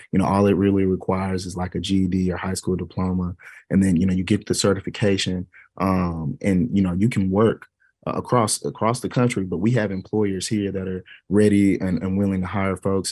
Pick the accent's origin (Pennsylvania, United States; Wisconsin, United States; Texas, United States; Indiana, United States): Texas, United States; Dallas; The school that I taught on was on the same street that I grew up on here in South Oak Cliff